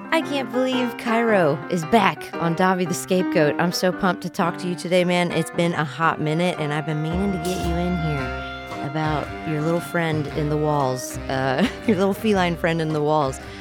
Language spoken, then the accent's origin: English; West Virginia, United States; I grew up in West Virginia